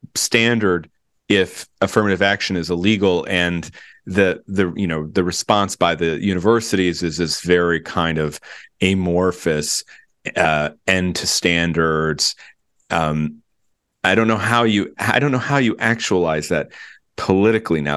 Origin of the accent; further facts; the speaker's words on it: Virginia, United States; my home state of Virginia